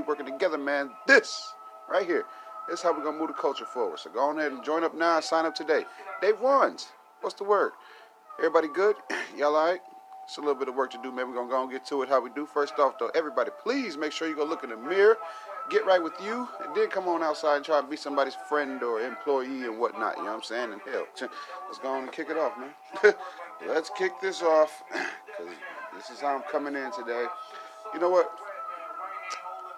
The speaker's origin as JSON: {"language": "English", "country": "United States", "said": "I'm American"}